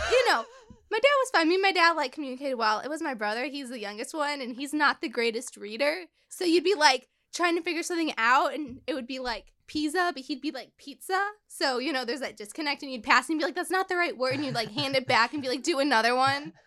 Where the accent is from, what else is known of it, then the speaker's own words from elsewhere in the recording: Chicago, Illinois, United States; I grew up in Chicago.